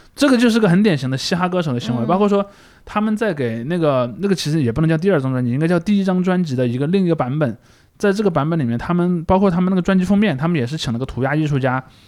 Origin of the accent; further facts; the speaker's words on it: southern Shaanxi, China; 庞麦朗老家离我家挺近的，他在啊。陕西南部嘛